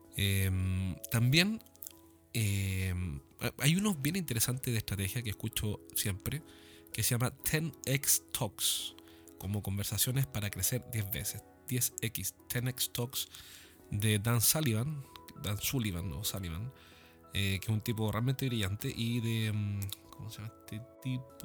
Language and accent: Spanish; Chile; acá en mi país